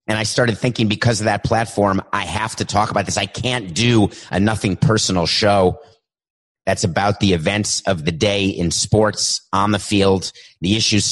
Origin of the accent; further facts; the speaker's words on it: New York City, New York, United States; I grew up in New York City